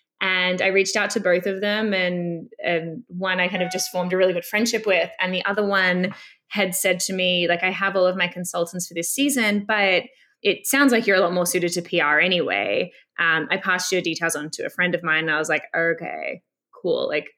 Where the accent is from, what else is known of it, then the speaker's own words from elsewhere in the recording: Melbourne, Victoria, Australia; moved away as an adult; now in Toronto, Canada; I'm from Melbourne, Australia. And around 7 years ago, I was moving to Toronto.